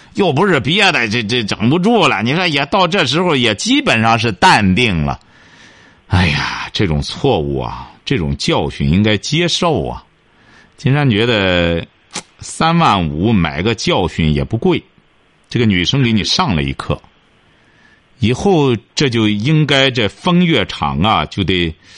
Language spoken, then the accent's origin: Chinese; China; 我们中国人